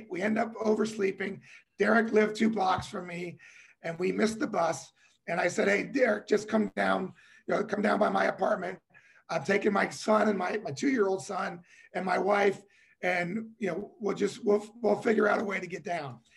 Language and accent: English; Cincinnati, Ohio, United States; I'm a kid from Cincinnati, Ohio.